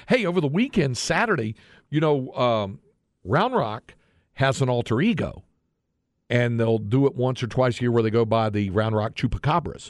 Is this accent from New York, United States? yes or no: no; Greensboro, North Carolina, United States; moved away as an adult; also born or lived in Dallas-Fort Worth Metroplex, Texas / California; now in Texas, United States; I grew up in North Carolina